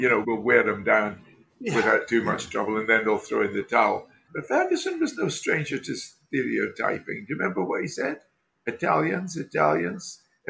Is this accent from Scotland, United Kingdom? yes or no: yes; Scotland, United Kingdom; we Scottish people